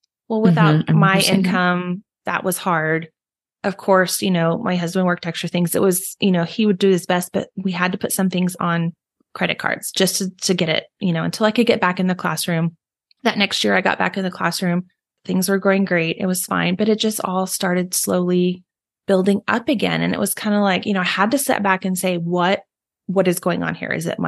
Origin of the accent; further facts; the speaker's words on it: Texas, United States; I am also a Texan like Megan is.